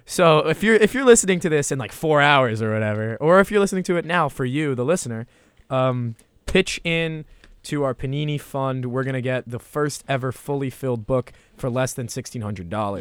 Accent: New Jersey, United States; I'm a Re-, Red Bulls fan 'cause I'm from Jersey

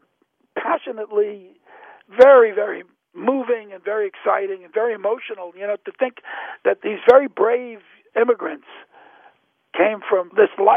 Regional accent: New York City, New York, United States; growing up in Williamsburg

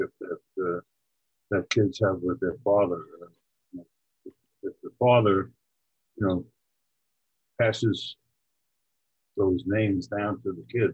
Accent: New York, United States; I grew up in New York where we had National League and American League baseball

